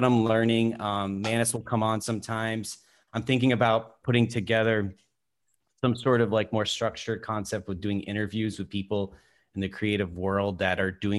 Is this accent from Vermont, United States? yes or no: yes; Vermont, United States; moved away as an adult; also born or lived in Burlington, Vermont; now in Los Angeles, United States; I grew up in Vermont, DJing around the Burlington scene for many years.